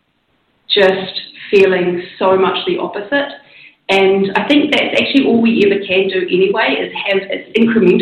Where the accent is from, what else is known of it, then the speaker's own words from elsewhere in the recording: New Zealand; I grew up in New Zealand